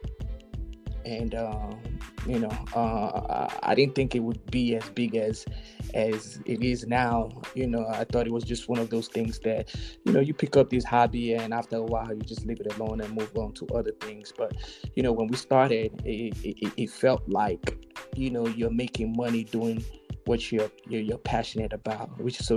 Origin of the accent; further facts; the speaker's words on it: Nigeria; moved away as an adult; now in Chicago, United States; I grew up in Nigeria, born in Chicago, but I grew up in Nigeria. My high school was in Nigeria, but you know, came out here January 98.